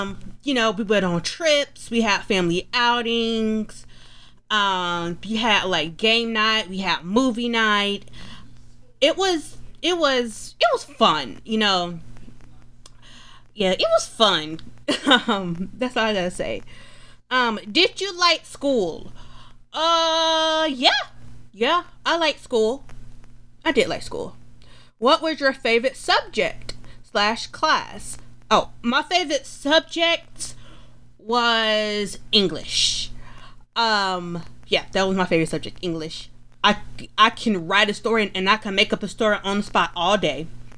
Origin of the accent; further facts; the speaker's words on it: Atlanta, Georgia, United States; Well, I was born in Atlanta. I was born and raised in Atlanta. So I am an Atlanta girl.